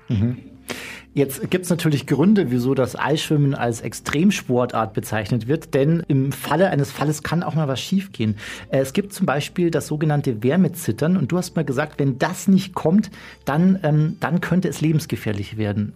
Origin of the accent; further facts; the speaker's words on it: Bergen, Bavaria, Germany; ich komme aus dem Chiemgau